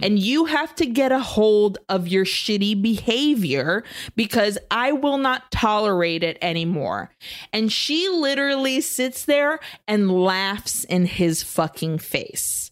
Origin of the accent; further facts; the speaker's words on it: Brazil; also born or lived in Nicaragua; now in United States; growing up in Brazil and in Nicaragua